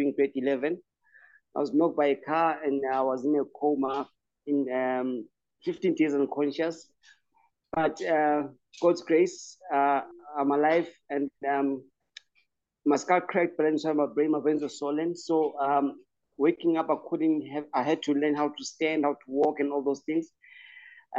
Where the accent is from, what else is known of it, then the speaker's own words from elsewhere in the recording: KwaZulu-Natal, South Africa; now in Johannesburg, South Africa; I was born and raised in Stenga. That's in KZN, in Crowdsville.